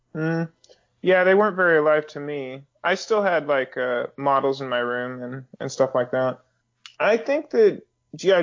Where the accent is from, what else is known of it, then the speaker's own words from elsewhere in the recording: Northern California, United States; I grew up around those in Northern California